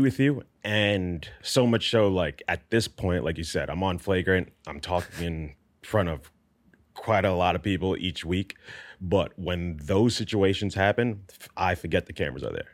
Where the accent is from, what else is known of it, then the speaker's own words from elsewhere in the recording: New York, United States; I grew up in New York in not the best neighborhood